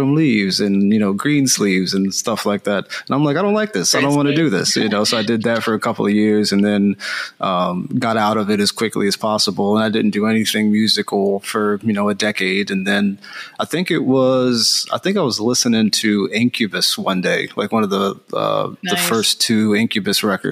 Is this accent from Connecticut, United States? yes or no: no; Philadelphia, Pennsylvania, United States; moved away as an adult; now in California, United States; I'm from the East Coast, so I'm from Philadelphia. And I moved out to California back in 2015